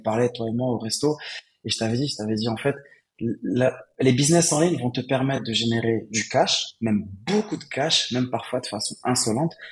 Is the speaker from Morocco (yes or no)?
yes; Morocco; also born or lived in Casablanca; je suis né, j'ai grandi au Maroc.